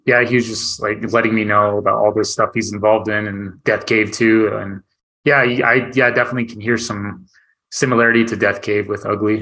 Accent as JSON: {"language": "English", "area": "near Flagstaff", "region": "Northern Arizona", "country": "United States", "tie": "born or raised there", "also_born_or_lived": "Tucson, Arizona / Phoenix, Arizona", "said": "I grew up in Northern Arizona, um, just like born and raised. Um, and uh, yeah, closer to like the Flagstaff area"}